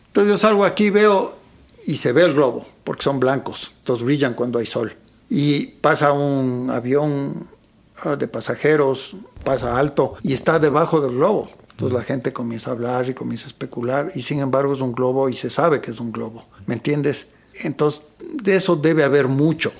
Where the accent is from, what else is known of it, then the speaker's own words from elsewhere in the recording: Ecuador; yo muchas veces escribo como ecuatoriano, como se habla aquí